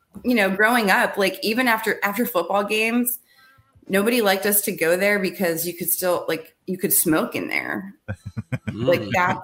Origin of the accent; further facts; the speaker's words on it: Blairsville, Pennsylvania, United States; moved away; also born or lived in Nashville; I worked on a riverboat in Pittsburgh because I'm from Pennsylvania.